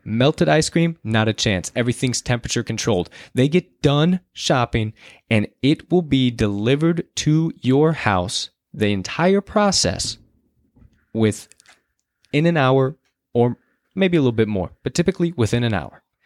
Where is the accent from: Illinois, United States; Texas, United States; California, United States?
Illinois, United States; Chicago; we are from Chicago